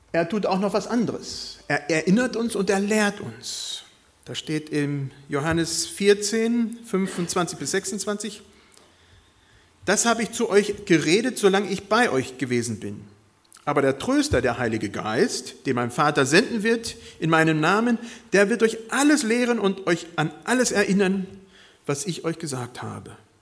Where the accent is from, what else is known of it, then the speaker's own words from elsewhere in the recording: Bad Pyrmont, Lower Saxony, Germany; Also ich bin viele Jahre in meiner Jugend besonders in Bad Pyrmont gewesen